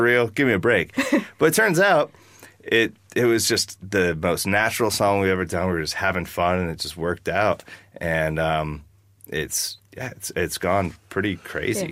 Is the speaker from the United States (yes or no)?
yes; Wasilla, Alaska, United States; I've seen a lot of hard stuff growing up in Alaska